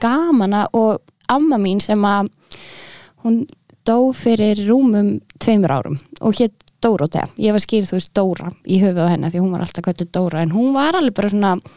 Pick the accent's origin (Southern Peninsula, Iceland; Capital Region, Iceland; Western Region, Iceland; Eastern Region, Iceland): Capital Region, Iceland; Reykjavík; also born or lived in Aarhus, Denmark; Ég er úr Reykjavík